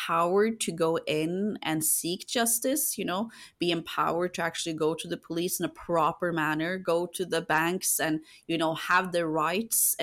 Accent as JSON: {"language": "English", "country": "Norway", "tie": "born or raised there", "moved": "as an adult", "lives_now": "United Kingdom", "said": "my home country"}